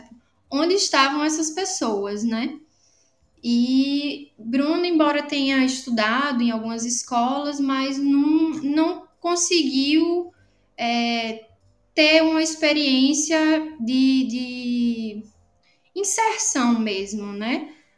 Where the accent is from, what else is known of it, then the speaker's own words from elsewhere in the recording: Natal, Rio Grande do Norte, Brazil; moved away as an adult; also born or lived in Paraíba; eu sou de Natal, no Rio Grande do Norte. É, nasci e hoje moro aqui, depois de alguns anos morando fora